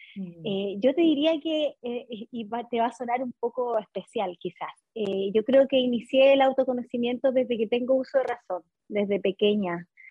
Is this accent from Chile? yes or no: yes; Santiago, Santiago Metropolitan Region, Chile; Soy de Chile, sí, de Santiago.